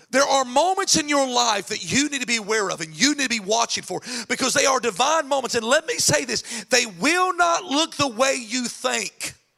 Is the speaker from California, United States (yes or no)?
no; North Carolina, United States; moved away; I'm actually from North Carolina